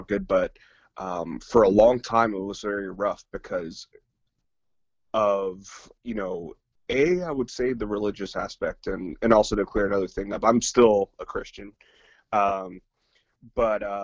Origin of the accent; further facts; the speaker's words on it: Redwood City, California, United States; also born or lived in San Bruno; Redwood City. And I grew up pretty much spent my whole life there, until I moved up here.